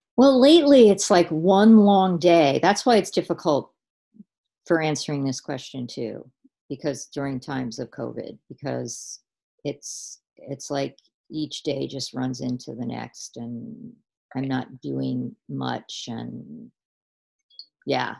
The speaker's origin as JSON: {"language": "English", "area": "Long Island", "region": "New York", "country": "United States", "tie": "born or raised there", "moved": "yes", "lives_now": "St. Augustine, United States", "said": "born and raised on Long Island"}